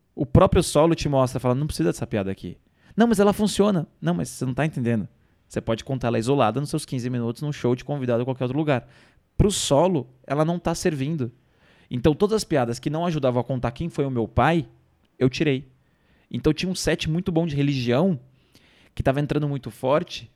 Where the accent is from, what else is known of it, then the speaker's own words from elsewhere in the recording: Ilhabela, São Paulo, Brazil; now in São Paulo, Brazil; Então eu vim de Ilhabela, cheguei em São Paulo